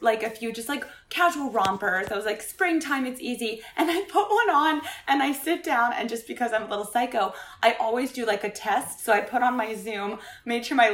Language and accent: English; Fairfax, Virginia, United States; moved away as an adult; also born or lived in Baltimore, Maryland; now in New York, United States; grew up in Fairfax, Northern Virginia.